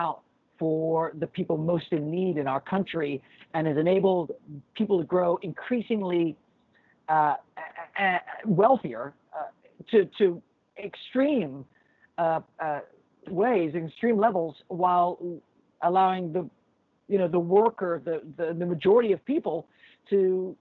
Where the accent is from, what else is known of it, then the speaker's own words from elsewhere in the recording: Texas, United States; also born or lived in Ascot, England; I was born in Ascot, England. Okay. My family all immigrated to Texas 45 years ago last month